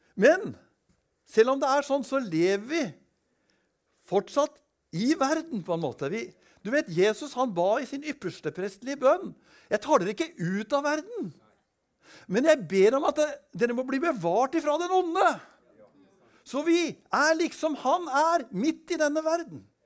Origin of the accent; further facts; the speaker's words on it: Kongsberg, Buskerud, Norway; Da var jeg da var jeg en del av en ungdomskultur på Kongsberg. Jeg kommer fra Kongsberg